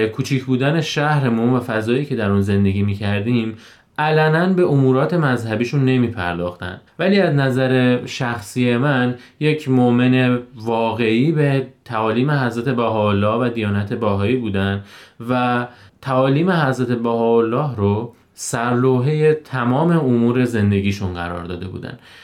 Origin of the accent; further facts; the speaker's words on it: Lalejin, Hamadan Province, Iran; 33 ساله متولد شهر لالجین همدان